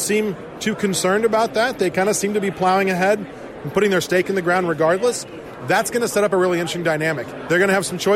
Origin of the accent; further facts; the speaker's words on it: Arizona, United States; I'm from Arizona